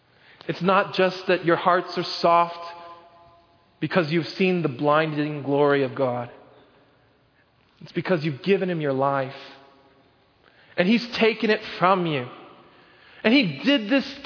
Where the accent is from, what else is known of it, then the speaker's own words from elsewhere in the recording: Oklahoma, United States; When I was growing up in Oklahoma, we had this really big backyard